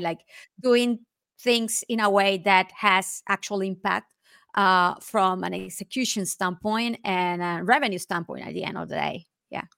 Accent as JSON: {"language": "English", "country": "Nicaragua", "moved": "as an adult", "lives_now": "Spain", "said": "I am originally from Nicaragua, and I moved to Spain in two thousand six."}